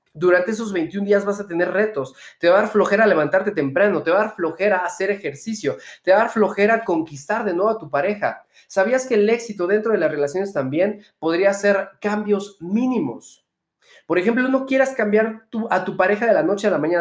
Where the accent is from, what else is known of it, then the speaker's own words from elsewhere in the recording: Mexico; soy empresario mexicano